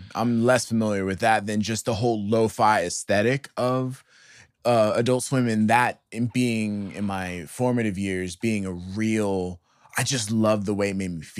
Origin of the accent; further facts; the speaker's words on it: Atlanta, Georgia, United States; I'm from Atlanta.